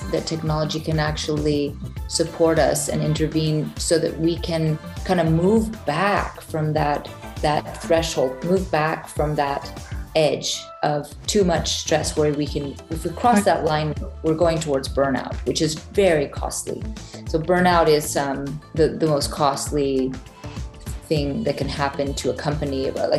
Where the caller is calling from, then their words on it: Reykjavik, Capital Region, Iceland; I'm calling in from Ocean Cluster in Reykjavik, Iceland.